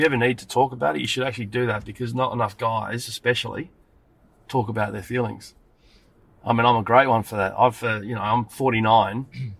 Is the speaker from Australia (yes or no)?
yes; Adelaide, South Australia, Australia; I'm from Adelaide